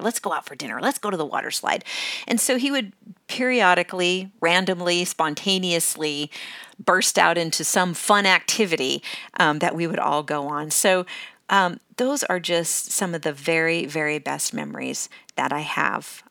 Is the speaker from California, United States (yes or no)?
yes; California, United States; moved away as an adult; also born or lived in Washington State; I, I was born in Washington State, Um, but I grew up pretty much in California